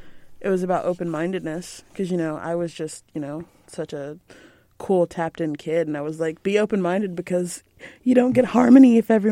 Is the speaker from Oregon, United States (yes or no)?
no; Texas, United States; I'm definitely from Texas